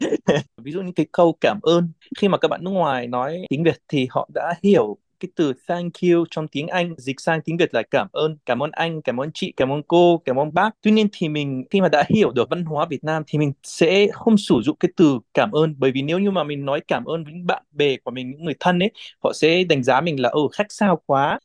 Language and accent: Vietnamese; Palestine; Vietnamese is a second language; moved away as an adult; now in Vietnam; Tôi lần đầu tiên ra khỏi cái làng nhỏ giữa đồi núi toàn cây ô liu